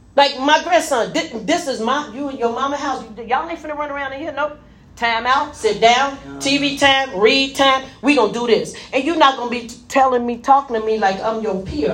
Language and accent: English; Memphis, Tennessee, United States; also born or lived in Gary, Indiana; now in Indianapolis, United States; I was born in Memphis.